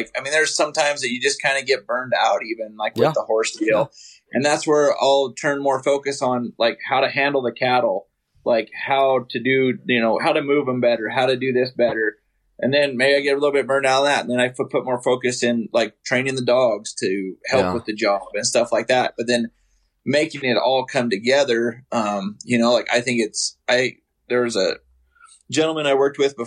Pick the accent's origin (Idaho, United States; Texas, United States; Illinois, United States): Idaho, United States; I grew up in Idaho, actually grew up on a farm